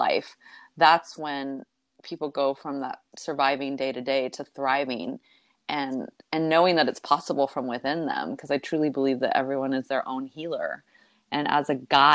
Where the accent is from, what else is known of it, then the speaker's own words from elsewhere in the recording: Texas, United States; we were both born and raised in Texas